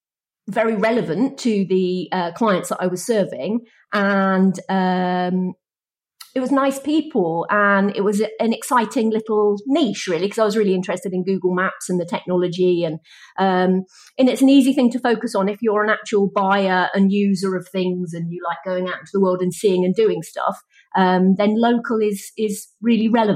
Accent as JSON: {"language": "English", "region": "Wales", "country": "United Kingdom", "said": "I'm from Wales"}